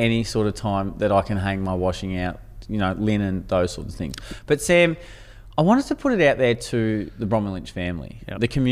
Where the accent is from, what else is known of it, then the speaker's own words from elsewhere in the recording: Ballarat, Victoria, Australia; we are from the Ballarat region, which tends to get extremely cold